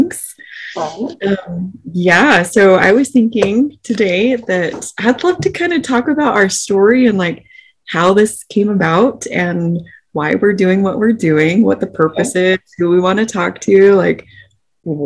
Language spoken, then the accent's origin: English; Salt Lake City, Utah, United States; We grew up in Salt Lake City, Utah, the suburbs of Salt Lake City